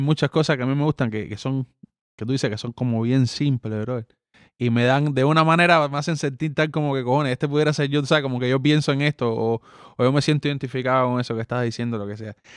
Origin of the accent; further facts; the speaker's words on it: Cuba; first language Spanish; moved away; yo soy cubano